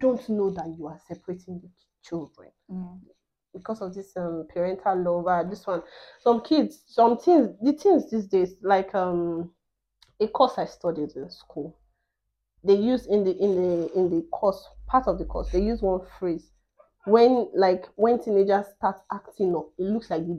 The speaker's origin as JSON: {"language": "English", "country": "Nigeria"}